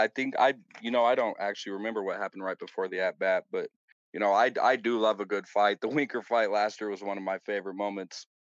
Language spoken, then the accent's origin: English; Federal Way, Washington, United States; born or raised there